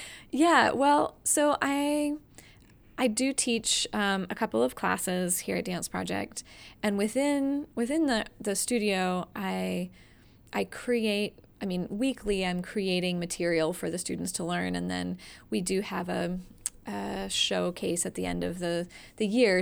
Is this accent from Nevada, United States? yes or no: no; Atlanta, Georgia, United States; moved away as an adult; also born or lived in Massachusetts; now in Greensboro, United States; I'm originally from the Atlanta area